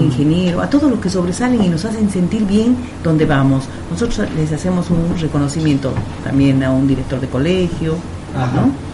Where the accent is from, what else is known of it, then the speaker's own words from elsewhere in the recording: Cusco, Peru; now in Argentina; Yo soy peruana